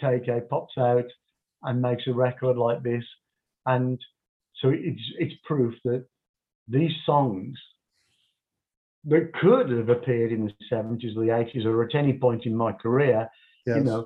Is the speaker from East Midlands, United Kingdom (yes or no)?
no; Birmingham, West Midlands, United Kingdom; Birmingham, my hometown